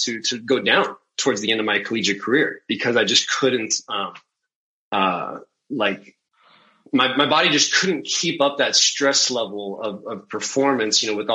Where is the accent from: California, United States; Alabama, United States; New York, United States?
California, United States; Central Valley of; growing up in the Central Valley of California